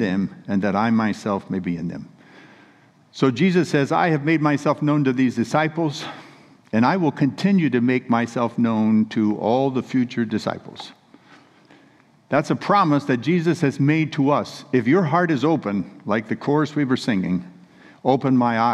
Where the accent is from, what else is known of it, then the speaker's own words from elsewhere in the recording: Central California, United States; we're from Central California where we were raised, but we were living in Northern California, about 60 miles above Sacramento up in the mountains